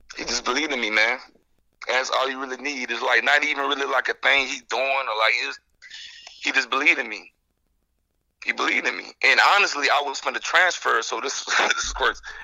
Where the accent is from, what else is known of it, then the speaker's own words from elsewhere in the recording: Jacksonville, Florida, United States; moved away as an adult; also born or lived in Illinois; I'm from Jacksonville